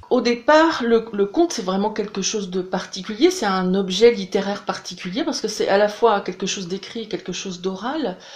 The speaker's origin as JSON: {"language": "French", "town": "Brest", "region": "Brittany", "country": "France", "said": "Alors moi je suis bretonne, je suis même brestoise, mon, mari lui il est du sud-ouest."}